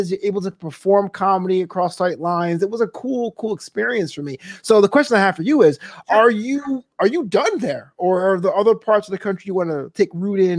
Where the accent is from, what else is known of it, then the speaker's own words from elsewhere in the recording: New York, United States; I'm from New York. I'm from New York.